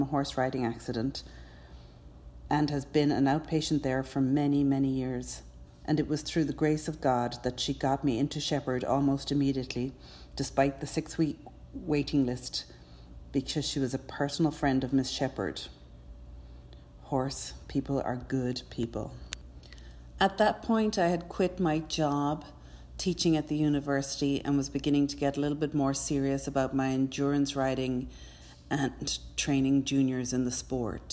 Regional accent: Cork, Munster, Ireland; now in United States; As you can tell from my accent, I'm not actually American. I grew up in Ireland, in Cork

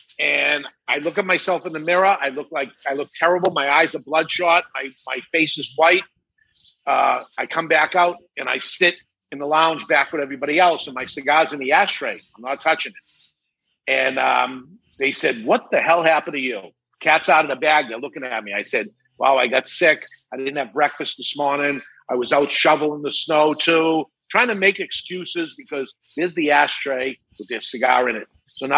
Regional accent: Massachusetts, United States; because I came from Massachusetts before in a different state and moved up here.

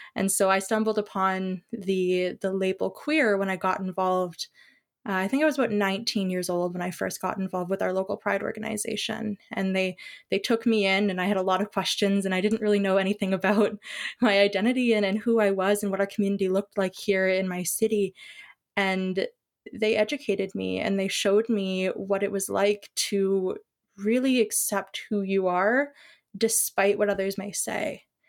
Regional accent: Ontario, Canada; I am from Ontario

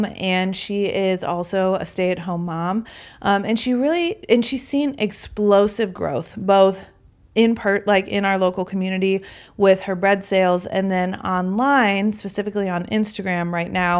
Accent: Aurora, Illinois, United States; we live just a few blocks from each other in Aurora, Illinois

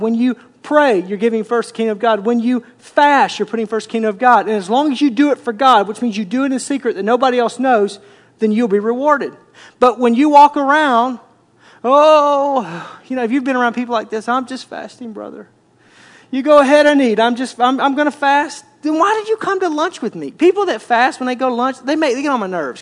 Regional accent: Arkansas, United States; I grew up in Arkansas

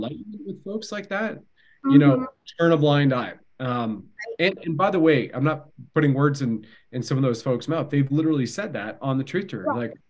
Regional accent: Canada; My mother's French-Canadian. I'm Canadian, right? So I can at least do the accent very easily.

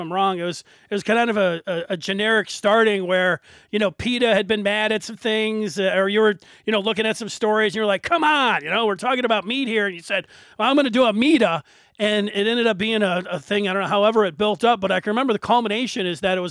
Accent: Livonia, Michigan, United States; I'm from Livonia.

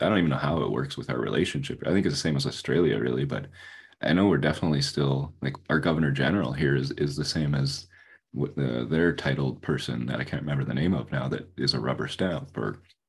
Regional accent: Saskatchewan, Canada; I'm from Canada. Don't worry about Canadian it. Don't even worry. From Saskatchewan, yeah.

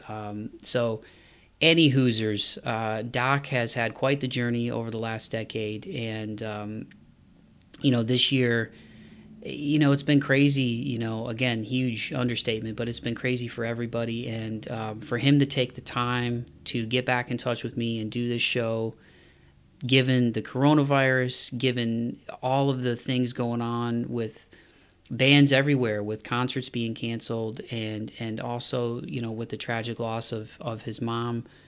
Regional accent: Toledo, Ohio, United States; now in Nashville, United States; me coming from Toledo, Ohio

